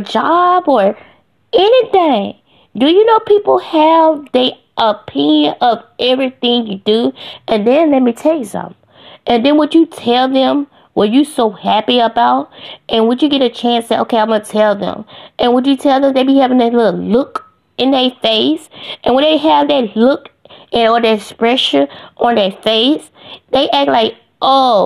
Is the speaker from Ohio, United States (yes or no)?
yes; Ohio, United States; now in Greenville, United States; I live in Greenville, Mississippi, but I'm really from Ohio.